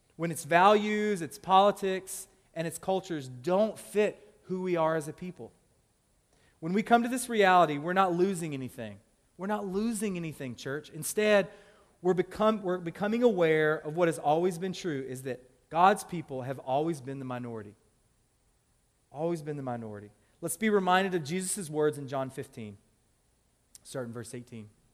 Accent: Tennessee, United States; now in Louisville, United States; I'm originally from Tennessee. Like, I love calling that my home state.

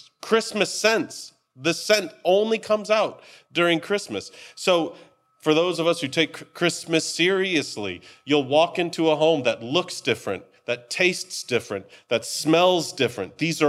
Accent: United States; Maybe it's because we're American and that's just what we do.

